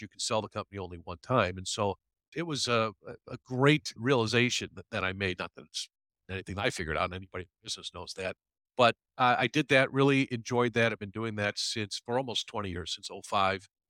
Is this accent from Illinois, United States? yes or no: yes; Chicago, Illinois, United States; I grew up in the Chicago area, from Chicago originally, live in the city now.